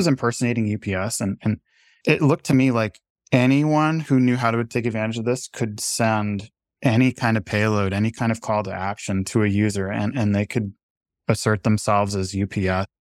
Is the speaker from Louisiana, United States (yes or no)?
no; New Hampshire, United States; my local paper where I grew up here in New Hampshire